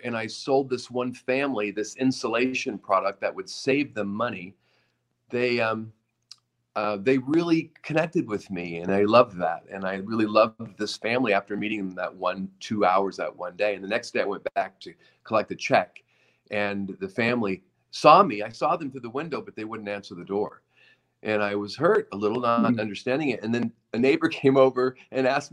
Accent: Oregon, United States; moved away; a younger kid growing up in Oregon in the mountains

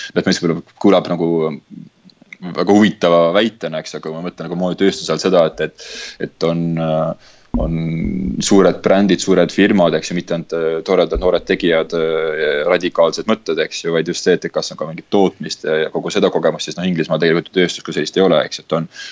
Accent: Tallinn, Harju County, Estonia; moved away as an adult; mina tulin sealt oma, oma Tallinnast

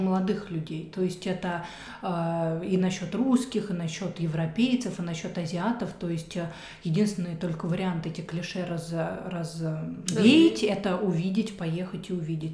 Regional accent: Kaluga, Kaluga Oblast, Russia; moved away as an adult; also born or lived in Moscow, Russia / Stockholm, Sweden / Thailand; now in Germany; я родилась в Калуге, город Калуга

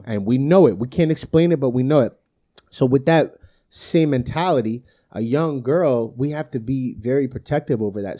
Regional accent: Brick, New Jersey, United States; I grew up in Bricktown

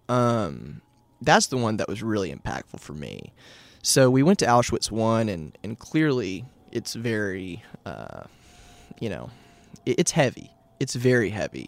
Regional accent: Nashville, Tennessee, United States; born and raised in Nashville.

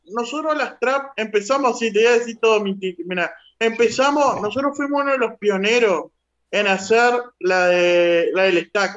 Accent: Uruguay; yo soy uruguayo

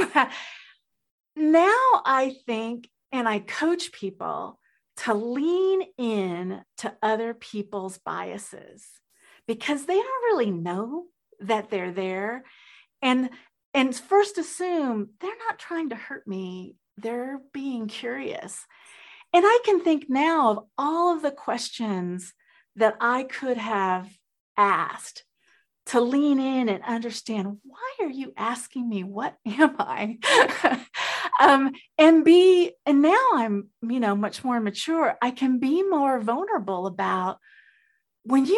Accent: Texas, United States; also born or lived in Colombia; I am originally from Colombia, South America. I have a mixed race. And I grew up I grew up in the 60s and 70s in Texas

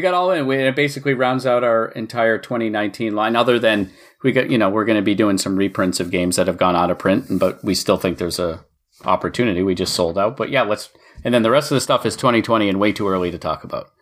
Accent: Maine, United States; I was born in Maine

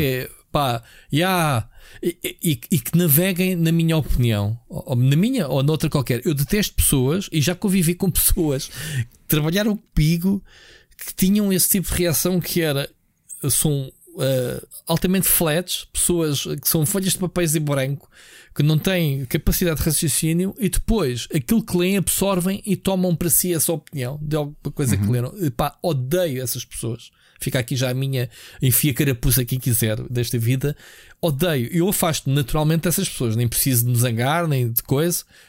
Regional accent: Portugal; eu sou português

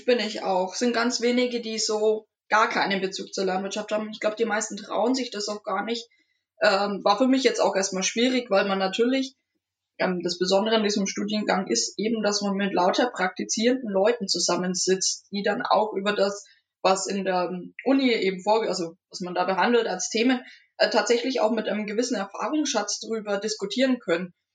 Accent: Nuremberg, Bavaria, Germany; ich bin in Nürnberg aufgewachsen, genau gesagt im Knoblauchsland, also im Nürnberger Norden

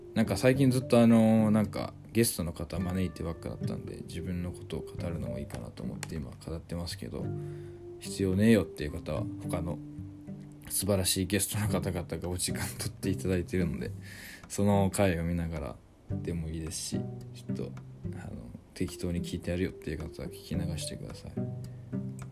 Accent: Shimane, Japan; 地元の島根

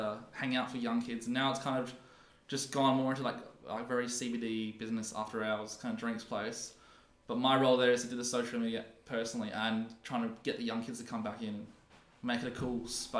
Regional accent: Adelaide, South Australia, Australia; Because I grew up in Westmoreland Park.

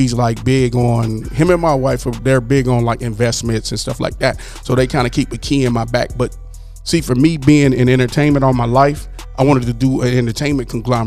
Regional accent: Pomona, California, United States; born or raised there; also born or lived in Dallas / Los Angeles

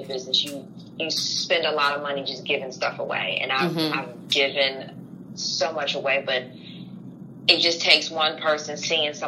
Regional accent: New Jersey, United States; also born or lived in New York / North Carolina; now in Augusta, United States; growing up in New Jersey, so I still have friends from there. Mm-hmm. And then, you know, living in North Carolina and now living in Augusta

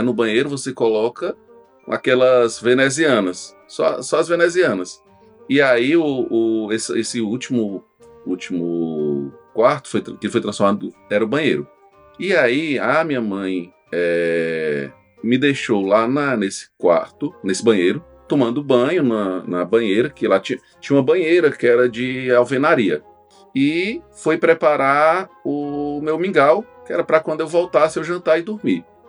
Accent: Itapajé, Ceará, Brazil; also born or lived in Russas; eu nasci em Russas, né? E, e eu vivi lá, apesar de ter, ter, crescido em Itapajé, eu vivi em Russas até os 5 anos de idade.

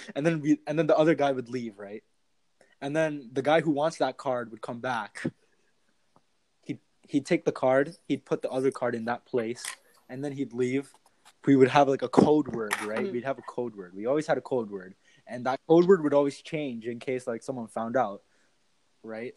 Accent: Canada; Canada and like America has a lot of like foreigners that come mm-hmm. to Canada, and like our country is really diverse

